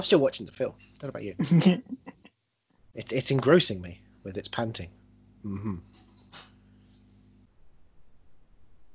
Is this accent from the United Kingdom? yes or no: yes; England, United Kingdom; I was born in England.